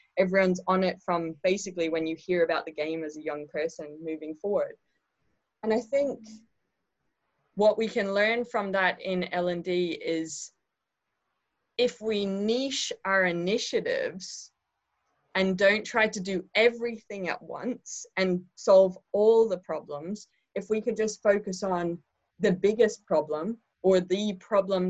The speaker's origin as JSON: {"language": "English", "country": "Ireland", "said": "I am Irish"}